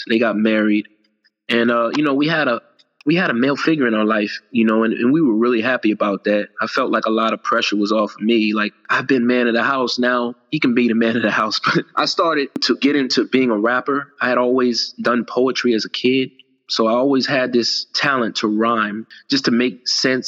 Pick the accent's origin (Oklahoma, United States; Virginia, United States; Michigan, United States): Virginia, United States; I was born in Virginia